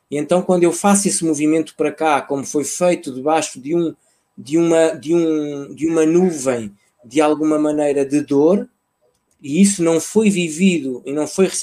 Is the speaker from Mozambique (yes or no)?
yes; Mozambique; born there; ainda fiz um segundo voo para a terra onde eu nasci, que é uma cidade no centro do país.